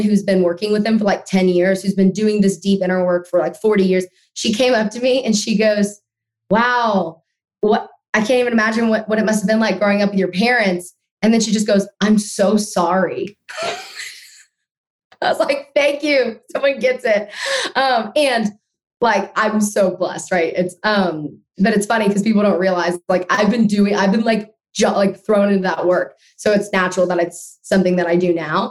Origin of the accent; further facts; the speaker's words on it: Austin, Texas, United States; I was born in Austin, Texas. I still live here.